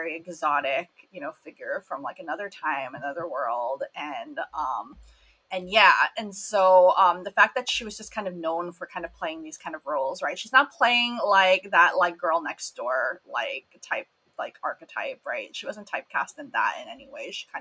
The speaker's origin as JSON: {"language": "English", "country": "Philippines", "said": "I'm Filipino"}